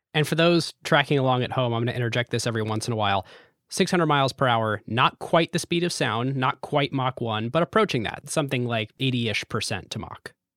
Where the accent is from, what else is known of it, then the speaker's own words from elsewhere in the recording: United States; Growing up in America